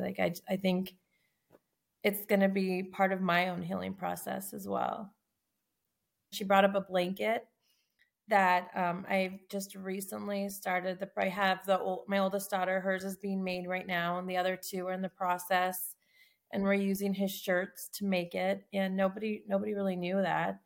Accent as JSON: {"language": "English", "town": "Tucson", "region": "Arizona", "country": "United States", "said": "I'm from Tucson, Arizona"}